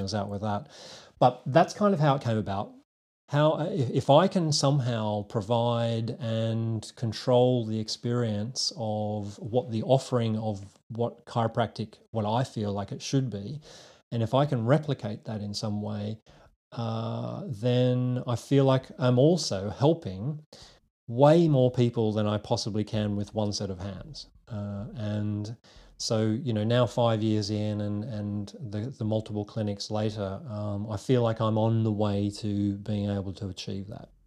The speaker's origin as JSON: {"language": "English", "country": "Australia", "tie": "born or raised there", "also_born_or_lived": "United Kingdom", "accent": "Aussie", "moved": "as an adult", "lives_now": "London, United Kingdom", "said": "a little twang that's still going on in my uh, accent, which is an Aussie accent. So I'm a Aussie born and bred and trained chiropractor myself."}